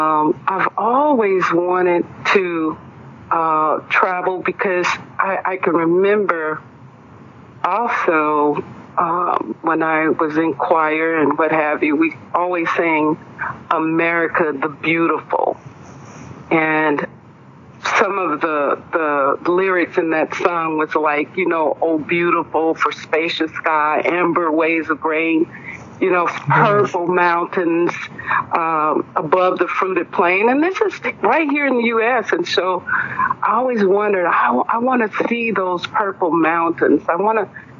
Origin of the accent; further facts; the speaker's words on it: Greenville, Mississippi, United States; now in Houston, United States; I grew up in Greenville, Mississippi, the Mississippi Delta